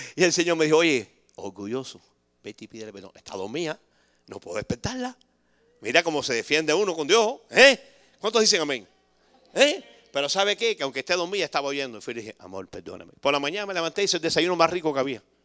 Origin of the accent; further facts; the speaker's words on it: Cuba; moved away; somos bastante cubanos que estamos aquí